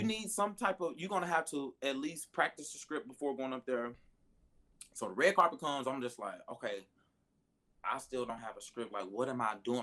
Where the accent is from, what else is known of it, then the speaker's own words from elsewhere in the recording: Hayti, Missouri, United States; I'm from Hayti, Missouri. It's 12 people.